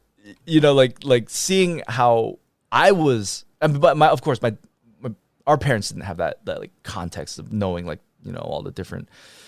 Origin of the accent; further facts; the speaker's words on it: United States; I mean, I was raised with that idea, but also I was raised in America where I'm like, go pursue your passions and go be the thing, right?